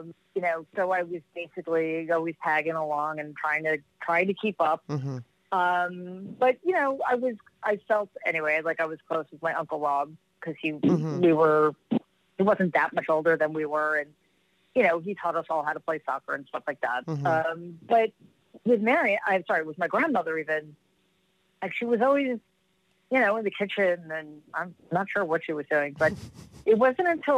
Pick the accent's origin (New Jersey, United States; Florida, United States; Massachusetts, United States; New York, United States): New York, United States; New York City; I grew up in Jamaica, Queens